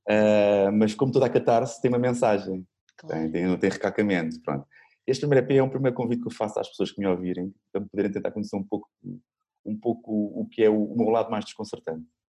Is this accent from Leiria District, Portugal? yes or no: no; Lisbon, Portugal; also born or lived in Sintra; Sou de Lisboa, nasci hum. em Sintra, mas, mas sou maioritária. Sou, sou alfacinha